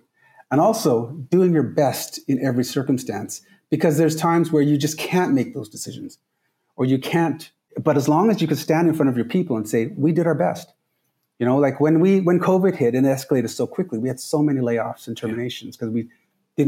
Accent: Trinidad & Tobago; moved away; I'm from the Caribbean. I'm from Trinidad

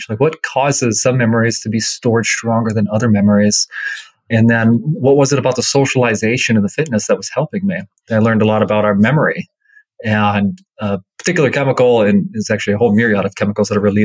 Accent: Minnesota, United States; I grew up in Minnesota

